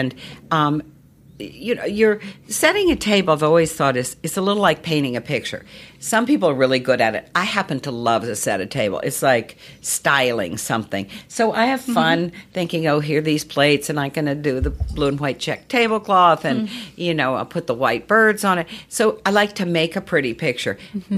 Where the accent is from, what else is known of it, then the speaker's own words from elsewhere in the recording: Charlottesville, Virginia, United States; when I grew up in Virginia, you know, everybody entertained. I always laugh because in those days, Charlottesville, Virginia was dry